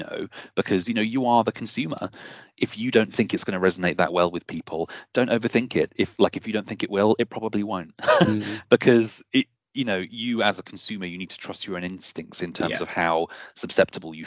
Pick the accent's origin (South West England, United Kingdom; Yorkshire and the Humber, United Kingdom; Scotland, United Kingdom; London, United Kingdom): South West England, United Kingdom; Bristol; I come from Bristol, which has a huge arts culture